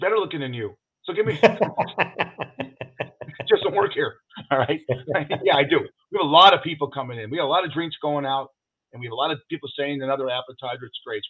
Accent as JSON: {"language": "English", "town": "Los Angeles", "region": "California", "country": "United States", "tie": "born or raised there", "said": "I grew up in Hollywood."}